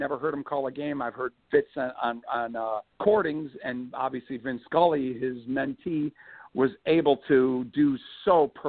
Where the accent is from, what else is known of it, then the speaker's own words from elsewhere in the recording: suburban Chicago, Illinois, United States; because I'm a Chicagoan. Well, I'm a suburban, you know, there's a whole whatever. I'm a suburban Chicago kid and adult now.